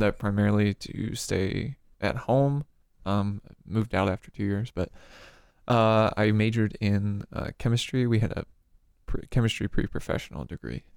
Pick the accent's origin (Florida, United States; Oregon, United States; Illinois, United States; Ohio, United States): Illinois, United States; Peoria; moved away; I am from Peoria, Illinois